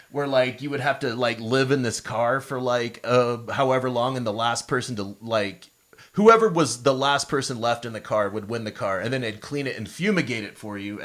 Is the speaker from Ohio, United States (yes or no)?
no; Pawnee, Oklahoma, United States; I'm from Pawnee, Oklahoma